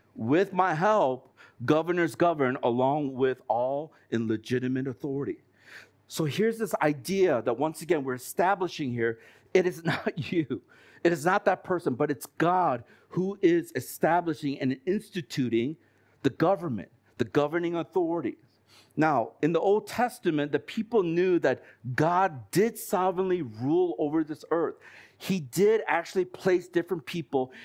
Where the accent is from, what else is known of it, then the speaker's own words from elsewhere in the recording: United States; moved away as an adult; I've been brought up in the States